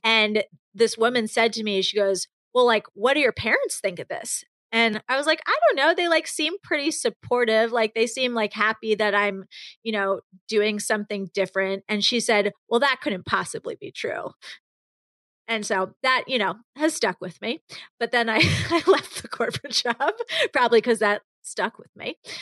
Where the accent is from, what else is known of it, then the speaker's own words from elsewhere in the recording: New York, United States; growing up in New York